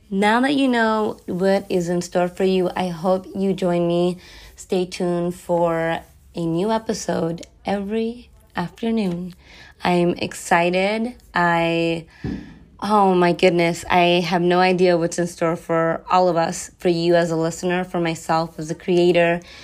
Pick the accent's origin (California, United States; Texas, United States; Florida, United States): California, United States; Los Angeles; also born or lived in San Francisco / high desert, Southern California; I am born and raised in Los Angeles